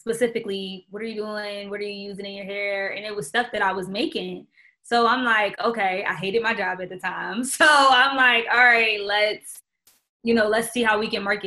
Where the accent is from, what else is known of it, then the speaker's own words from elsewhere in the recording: Philadelphia, Pennsylvania, United States; now in Atlanta, United States; I'm originally from Philadelphia